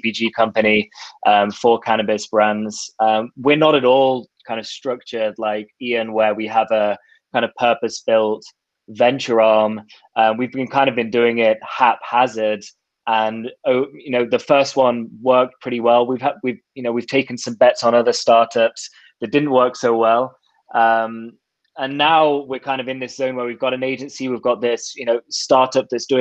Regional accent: England, United Kingdom; also born or lived in Australia; now in Toronto, Canada; I was born in Australia, raised in England, and now live in Toronto

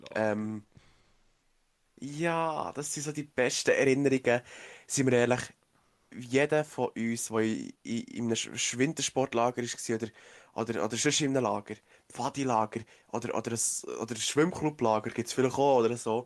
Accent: Switzerland; hier bei uns in der Schweiz

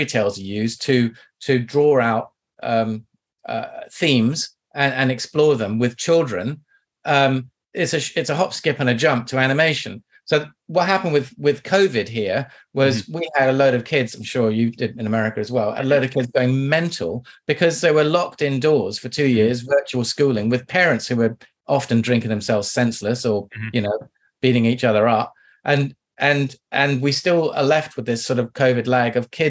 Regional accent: Kew, London, United Kingdom; also born or lived in Kingston, London; I grew up in Kew, where everybody knows Kew Gardens

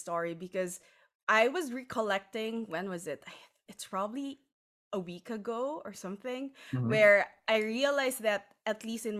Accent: Philippines; because being Filipino, as you know, in our culture and maybe a lot of other cultures as well

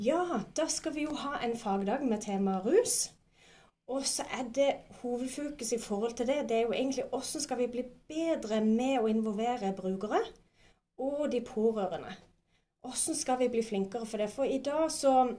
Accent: Spangereid, Agder, Norway; now in Vigeland, Norway; jeg kommer fra Spangereid. Eh, og nå bor jeg på Vigeland

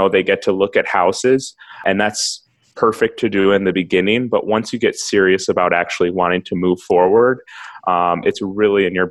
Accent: Milwaukee, Wisconsin, United States; also born or lived in Minneapolis; I'm from Milwaukee

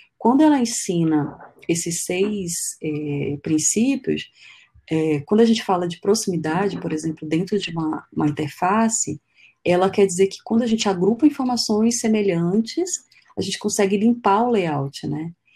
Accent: Pitinga, Amazonas, Brazil; also born or lived in Manaus; a gente foi morar numa, numa cidade chamada Vila de Pitinga, que fica dentro da reserva dos índios Waimiri Atroari. Então é uma cidade de extração de minério e tal. Então, morei lá por 10 anos, foi uma infância muito feliz, infância e adolescência

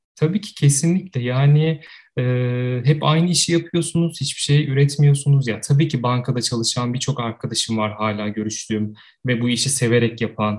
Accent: Ankara, Turkey; 85 ee, yılında Ankara'da doğdum, Ankara'da büyüdüm.

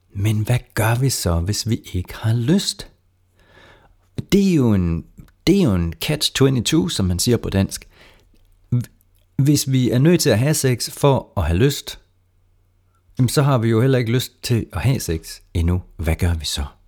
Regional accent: Jutland, Denmark; man kan høre, jeg kommer fra Jylland en gang imellem

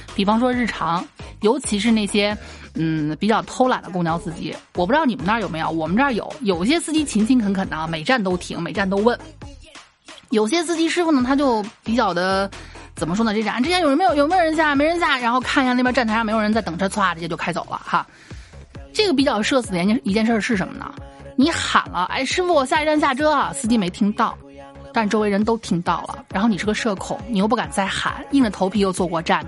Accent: Xi'an, Shaanxi, China; 我们西安这边不是经常举办这个城墙马拉松嘛

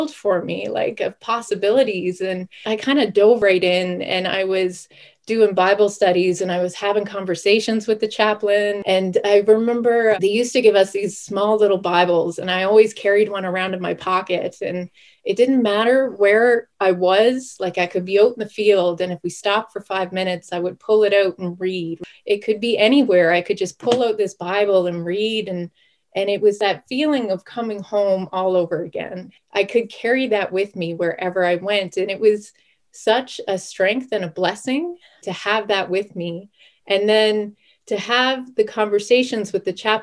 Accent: Sydney, Nova Scotia, Canada; now in Cold Lake, Canada; I was born and raised in Sydney, Cape Breton

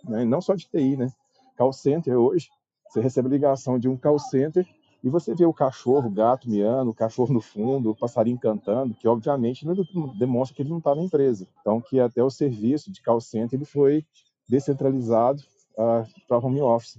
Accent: Uberlândia, Minas Gerais, Brazil; eu sou de Uberlândia, Minas Gerais

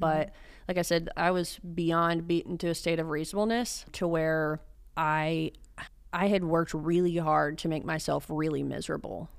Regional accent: Dallas, Texas, United States; also born or lived in Austin; I'm from North Dallas

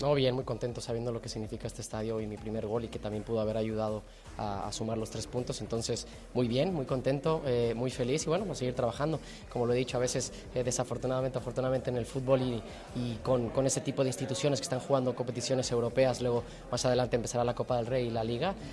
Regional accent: Mexico; moved away as an adult; now in Seville, Spain; soy mexicano

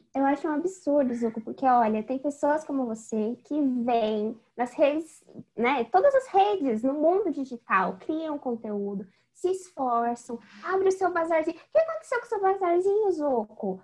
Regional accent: Jundiaí, São Paulo, Brazil; eu tenho 19 anos, sou de Jundiaí

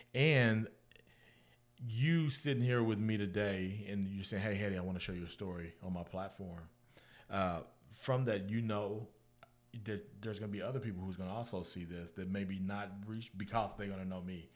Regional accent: Guthrie, Oklahoma, United States; moved away as an adult; also born or lived in Florida; I grew up in Guthrie

